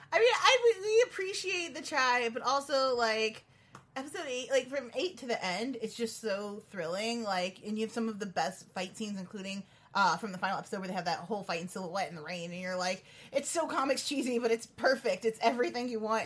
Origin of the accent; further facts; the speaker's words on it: Chicago, Illinois, United States; I'm from Chicago